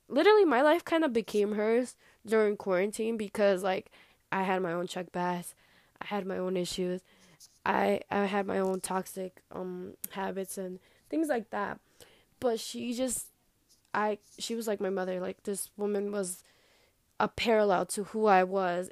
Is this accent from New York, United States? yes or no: yes; New York, United States; also born or lived in New Jersey / grandparents' country; I was born in New Jersey, I know, and I'm from New York